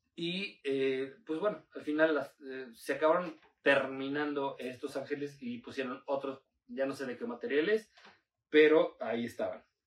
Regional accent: Puebla, Mexico; uno como poblano, güey, está viviendo aquí

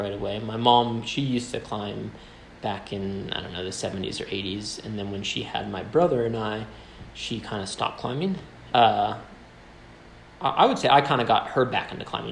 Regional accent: Maine, United States; moved away as an adult; now in Colorado, United States; I grew up in Maine, and both my parents worked at Unity College, just a small little environmental school in central Maine.

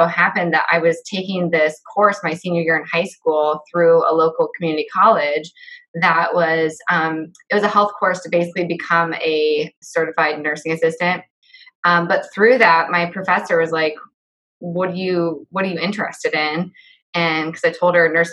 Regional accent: West Liberty, Iowa, United States; I grew up in a small town. I grew up in West Liberty, Iowa.

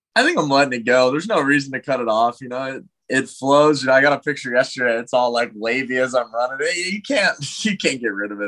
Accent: Thousand Oaks, California, United States; I go home to Thousand Oaks, you know, California, even though most people think I'm Canadian

